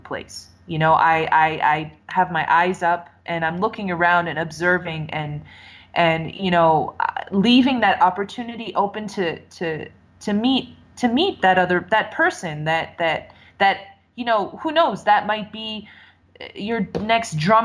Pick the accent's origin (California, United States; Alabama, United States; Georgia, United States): California, United States; San Francisco Bay Area; I'm in my hometown, you know, and I'm riding the BART